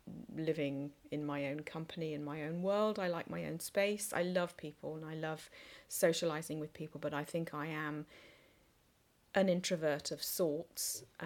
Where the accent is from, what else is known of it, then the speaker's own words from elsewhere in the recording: England, United Kingdom; also born or lived in Singapore; And I was born in Singapore, but only lived there for sort of 9 months to a year. And I have an elder sister. Mm-hmm. And shortly after I was born, we came back to England